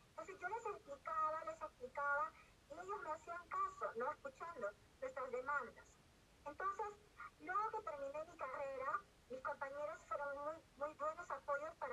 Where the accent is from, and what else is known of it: Peru